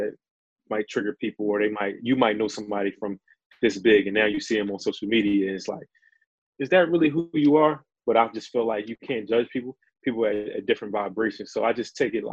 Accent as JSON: {"language": "English", "town": "Philadelphia", "region": "Pennsylvania", "country": "United States", "said": "I'm from Philadelphia, Pennsylvania"}